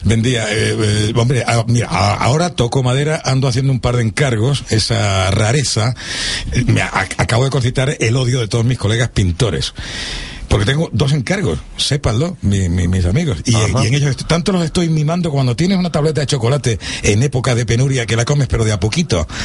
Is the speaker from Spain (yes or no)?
yes; Marbella, Andalusia, Spain; Marbella, que es mi pueblo